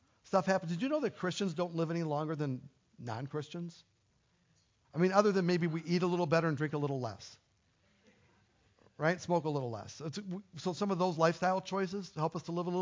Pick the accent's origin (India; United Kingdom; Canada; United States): United States; I'm an American